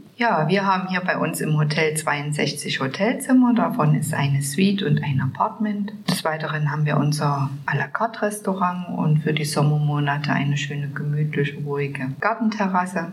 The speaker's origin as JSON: {"language": "German", "town": "Zwickau", "region": "Saxony", "country": "Germany", "tie": "born or raised there", "said": "bin auch gebürtige Zwickauerin und lebe dort"}